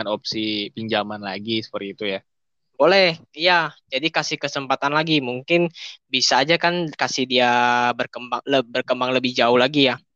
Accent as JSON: {"language": "Indonesian", "town": "West Jakarta", "region": "Jakarta", "country": "Indonesia", "said": "Gua dari Jakarta Barat nih, gua tinggal di Jakarta Barat."}